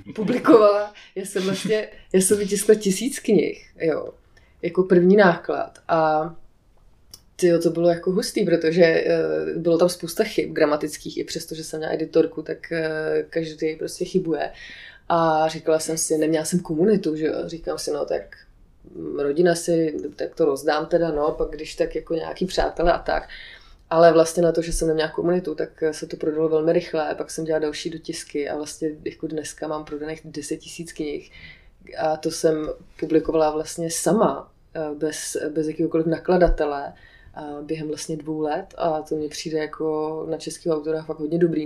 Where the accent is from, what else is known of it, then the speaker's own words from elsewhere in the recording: Aš, Karlovy Vary Region, Czechia; moved away; Já jsem původně z Aše